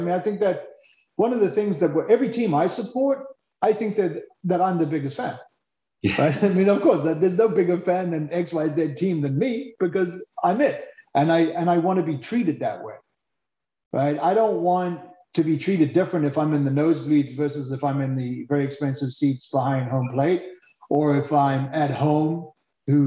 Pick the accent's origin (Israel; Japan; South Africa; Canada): South Africa; being a South African